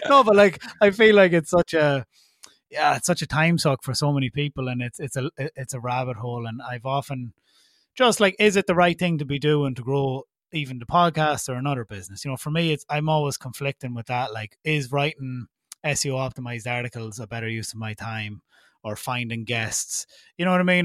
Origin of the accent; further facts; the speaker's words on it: Ireland; accent: Irish; my Irish accent makes me unique